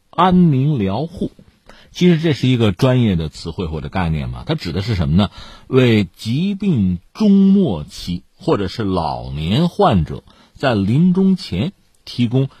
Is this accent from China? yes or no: yes; China; 我们中国人